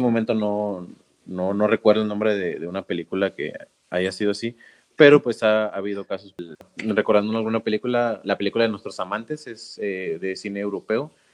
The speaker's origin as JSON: {"language": "Spanish", "country": "Mexico"}